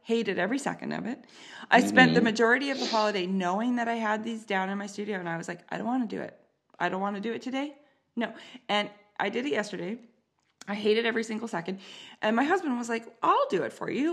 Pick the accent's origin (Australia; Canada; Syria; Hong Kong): Canada; I'm an artist, I'm a woman, and I'm Canadian